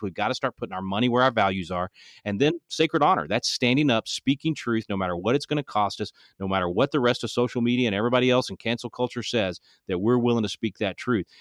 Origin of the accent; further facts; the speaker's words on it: Texas, United States; I'm a Texan